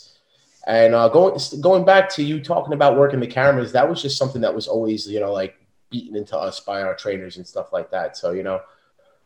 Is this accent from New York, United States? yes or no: yes; New York City, New York, United States; I'm from South Brooklyn, New York.